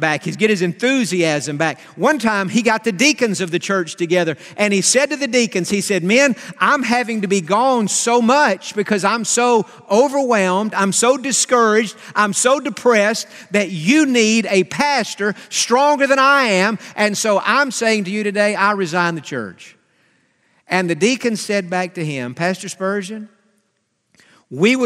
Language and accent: English; Atlanta, Georgia, United States; We're from Atlanta. He pastored for 50 years in Atlanta, and I grew up listening to Dr. Stanley.